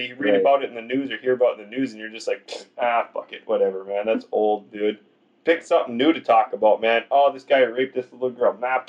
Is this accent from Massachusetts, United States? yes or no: yes; Boston, Massachusetts, United States; I'm from Boston, bitch. I'm from Beantown, motherfucker.